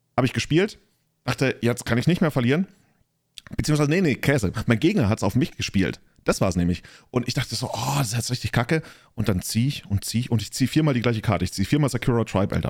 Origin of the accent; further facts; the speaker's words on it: near Freising, Bavaria, Germany; Ich komme aus Neufan, das ist in der Nähe von Freising